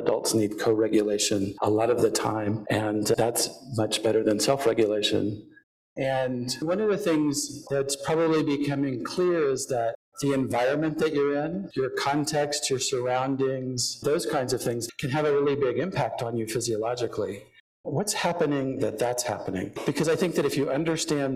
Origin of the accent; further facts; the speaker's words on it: Houston, Texas, United States; I grew up in Houston